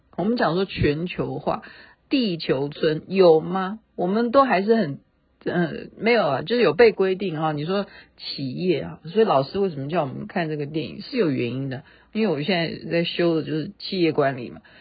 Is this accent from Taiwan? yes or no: yes; Taiwan; accent: Taiwanese Mandarin; 我只会讲我的台湾国语